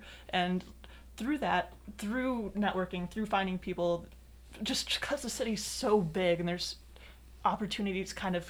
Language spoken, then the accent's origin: English; South Dakota, United States; now in Chicago, United States; I'm originally from South Dakota, and not a lot happens out there.